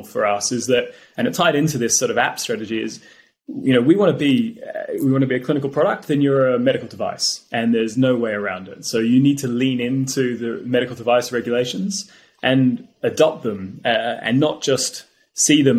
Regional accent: Australia; now in United Kingdom; I grew up in Australia

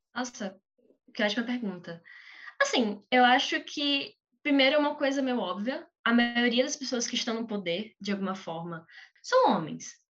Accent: Aracaju, Sergipe, Brazil; Eu sou de Sergipe, eu sou de, de Aracaju, Sergipe

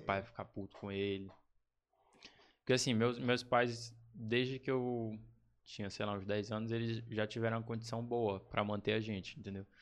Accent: Chapadinha, Maranhão, Brazil; Nasci, cara, em Chapadinha, Maranhão

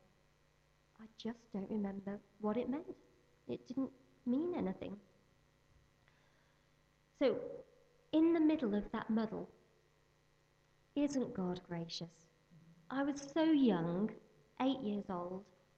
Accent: Birmingham, West Midlands, United Kingdom; I was born in Birmingham, so I'm a Midlander.

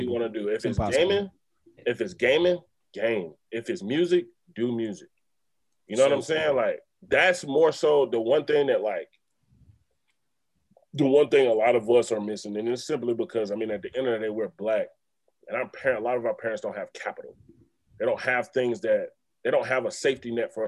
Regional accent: South Carolina, United States; I grew up in South Carolina

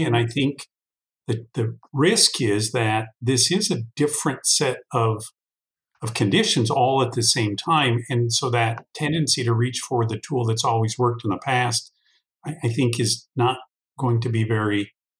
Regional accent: United States; I, as a American

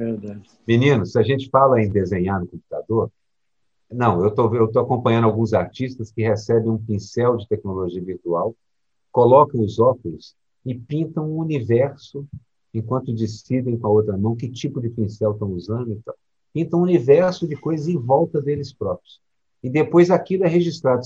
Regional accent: Minas Gerais, Brazil; eu cresci em Minas Gerais

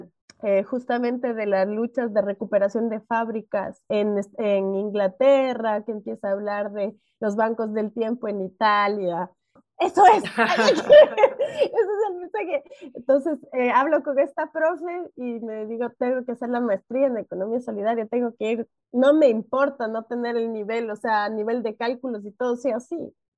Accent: Ecuador; yo nací en Ecuador y a mí me decían que yo era de un país subdesarrollado

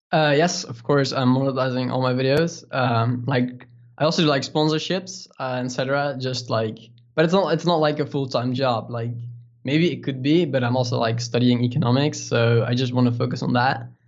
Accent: Netherlands; English is a second language; we're from the Netherlands

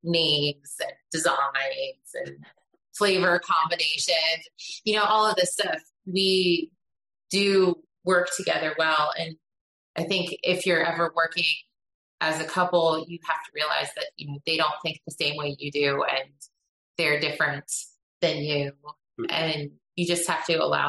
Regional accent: Philadelphia, Pennsylvania, United States; yeah, we're both from Pennsylvania. {S1} Okay. {S3} So I came from the Philadelphia side and he came from the Pittsburgh side.

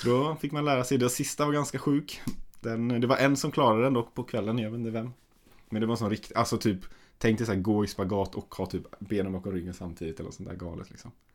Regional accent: Gothenburg, Västra Götaland, Sweden; moved away; jag var ju hemma i Göteborg

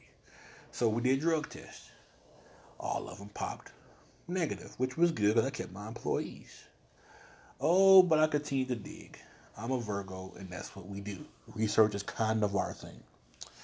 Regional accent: the South, United States; I was born here in the South

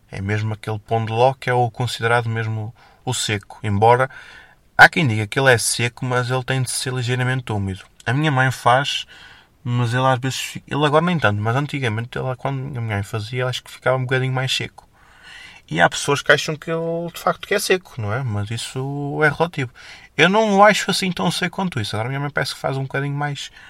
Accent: Felgueiras, Norte, Portugal; Eu há aqui freguesias da minha terra, em Felgueiras, que eu nunca lá fui.

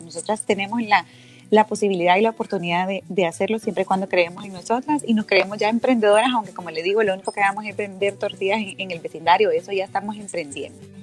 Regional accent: Honduras

